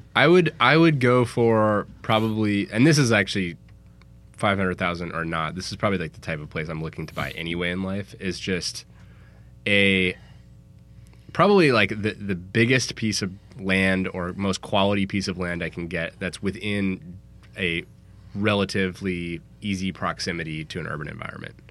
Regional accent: San Francisco, California, United States; I'm from San Francisco

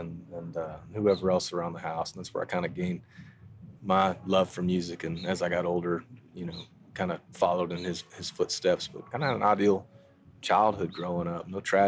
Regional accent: near the Buffalo River in Arkansas, United States; So I grew up near the Buffalo River in Arkansas, which was the first national river, and kind of had just the most ideal childhood, to be honest with you. I had a little farm that I would go out to daily and ride four-wheelers and whatnot.

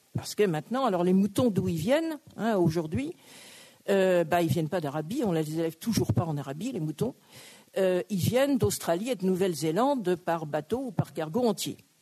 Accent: Brittany, France; je suis bretonne

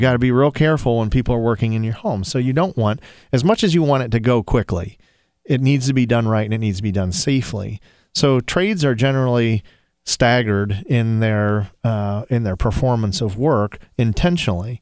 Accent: Toledo, Ohio, United States; I'm from Toledo

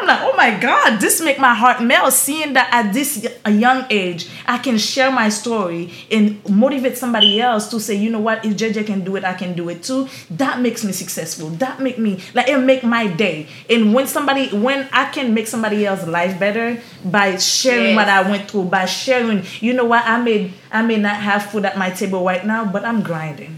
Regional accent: Haiti; accent: Haitian; now in Florida, United States; I'm this poor girl from Haiti. I can't do it. My accent is too strong

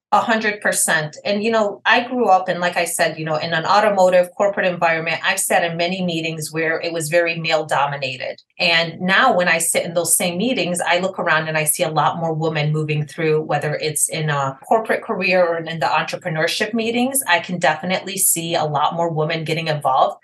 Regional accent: Detroit, Michigan, United States; I am from Detroit, Michigan.

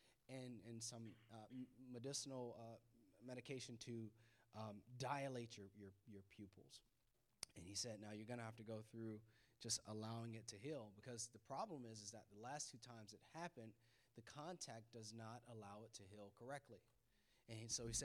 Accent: Florida, United States; moved away; we moved up here from Florida

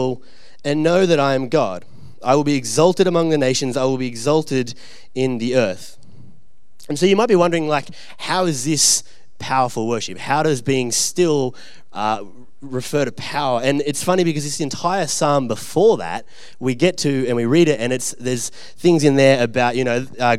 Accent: Orange, New South Wales, Australia; also born or lived in Bathurst, Australia; I grew up out in Orange and Bathurst, which is like way, way away from here

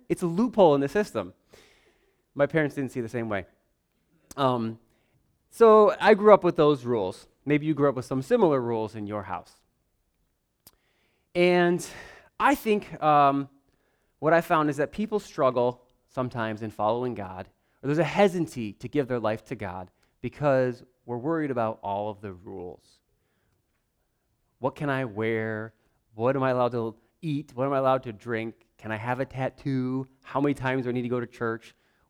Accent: Warsaw, United States; I grew up here. I grew up in Warsaw, in this church, and we had a little house, well, trailer, up on the hill over there.

